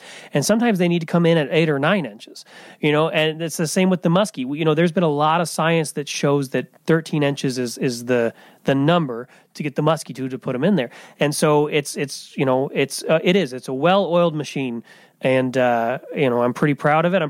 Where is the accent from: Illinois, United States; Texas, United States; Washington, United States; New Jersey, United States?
Illinois, United States; Farmington; also born or lived in Indiana; I'm from Farmington originally, which is about 30 miles as the crow flies